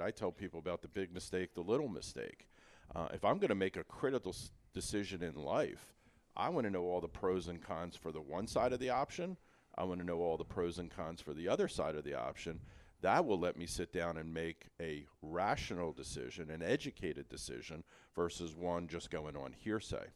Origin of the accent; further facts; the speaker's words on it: Philadelphia, Pennsylvania, United States; I'm old school. I'm from Feltonville